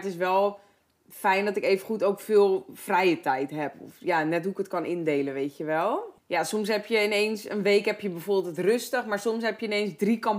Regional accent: Heerhugowaard, North Holland, Netherlands; ik kom uit Herengewaard vandaan

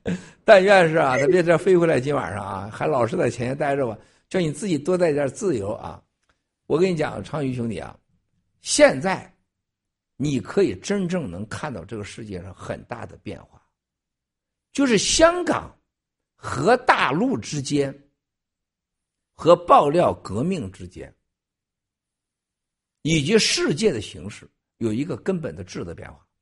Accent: China; 咱们大陆人一说就是，咱中国人是爱以情动人，然后以情骗人，然后以眼泪表达感动，然后以眼泪骗取金钱、骗取感情。

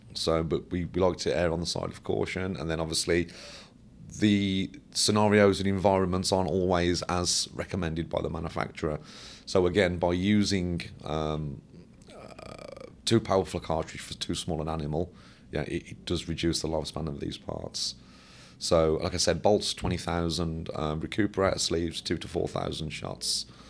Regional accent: Birmingham, West Midlands, United Kingdom; I worked for Caterpillar, um, um, close to my hometown

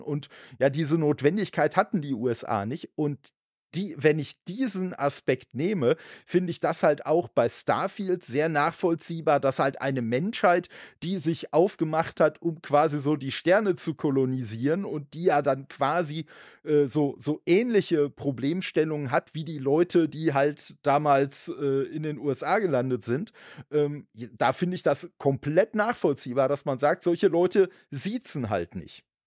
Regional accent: Dortmund, North Rhine-Westphalia, Germany; das ist jetzt der Dortmunder Begriff, halt meine Heimatstadt

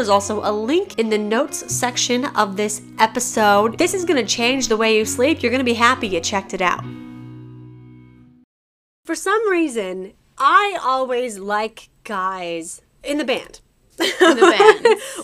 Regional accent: Colorado, United States; I'm from Colorado, so I gotta support the home team.

